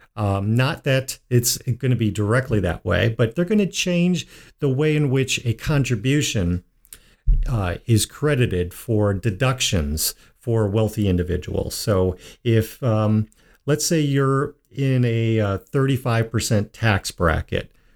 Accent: Midwest, United States; being a Midwesterner

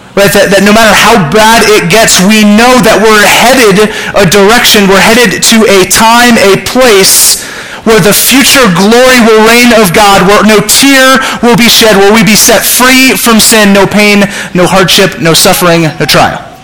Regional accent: Southern California, United States; I'm from Southern California

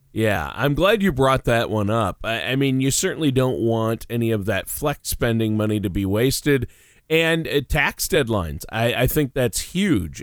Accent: Minnesota, United States; growing up in Minnesota where I did

